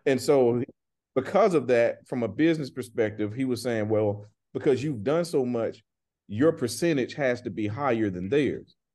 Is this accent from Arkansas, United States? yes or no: no; Griffin, Georgia, United States; I'm from a town where when I grew up, man, it was only one high school